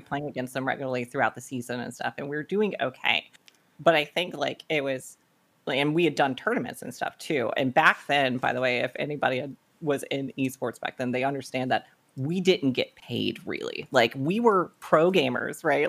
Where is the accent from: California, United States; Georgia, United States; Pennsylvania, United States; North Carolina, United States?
North Carolina, United States; I actually grew up in South Carolina, but very, very early on moved to North Carolina. Pretty much lived here all my life